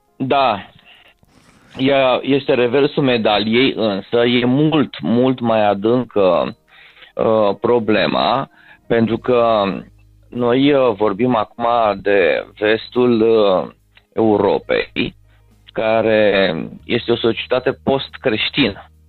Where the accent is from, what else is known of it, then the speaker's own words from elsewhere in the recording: Romania; moved away; aceste tare educaționale cu care am venit din România